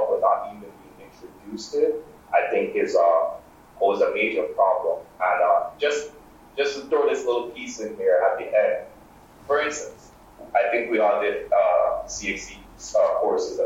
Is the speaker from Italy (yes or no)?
no; Grenada; moved away; growing up in Grenada and Caribbean